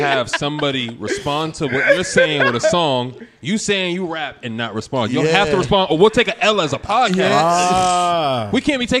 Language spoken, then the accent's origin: English; Roxbury, Massachusetts, United States; I'm from Roxbury.